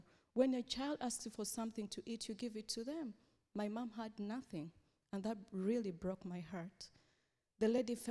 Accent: Uganda; I come from Uganda

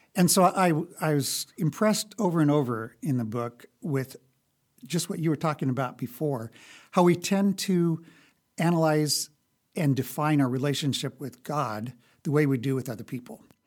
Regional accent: Lincoln, Nebraska, United States; I grew up here in Lincoln

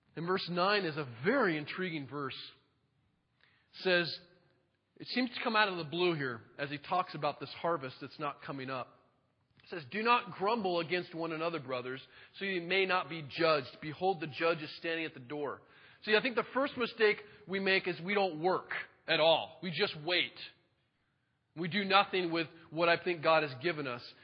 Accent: Monroe, United States; I grew up in Monroe

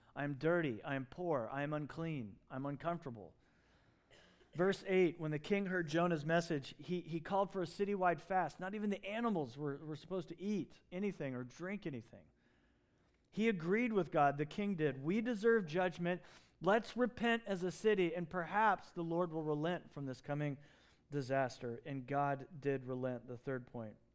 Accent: Southeast, United States; moved away; where I grew up in the Southeast

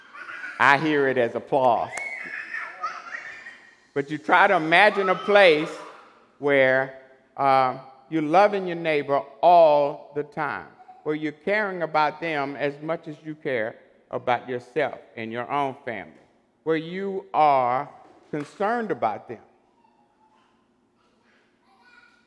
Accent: Beaumont, Texas, United States; Growing up in Beaumont years ago

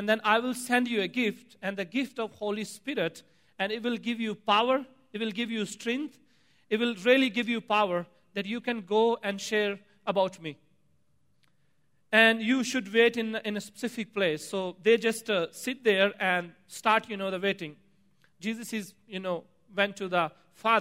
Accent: Pakistan; moved away; As I grew up in Pakistan, Eastern Pakistan

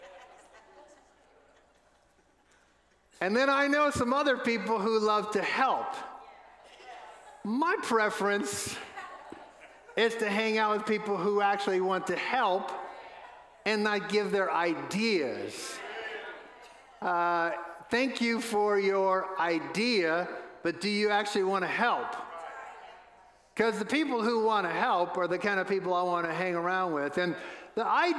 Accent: New Orleans, Louisiana, United States; now in Asheville, United States; Where I grew up in New Orleans, home of the New Orleans Saints

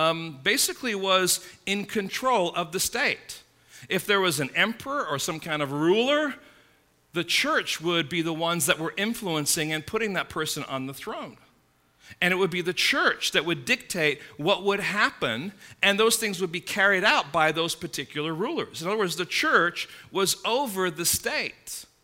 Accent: Midwest, United States; moved away; I came from the Midwest, you know, a number of years ago

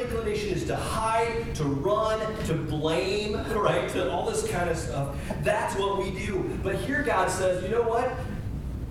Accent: United States; we as the American church and we as American churchgoers

